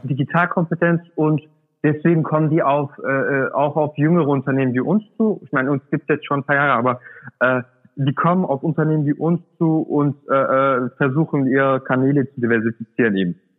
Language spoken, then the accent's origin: German; Swabia, Germany; das sage ich als Urdeutscher, ja? Ich komme aus dem Schwaben, bin da geboren